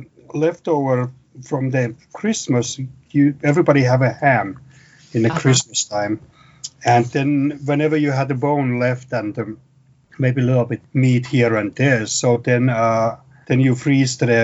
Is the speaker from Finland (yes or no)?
yes; Finland; English is a second language; now in United States; I grew up in Finland